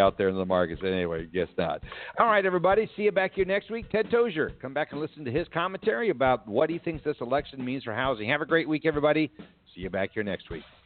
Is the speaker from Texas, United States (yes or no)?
yes; Texas, United States; being the gentleman we are from Texas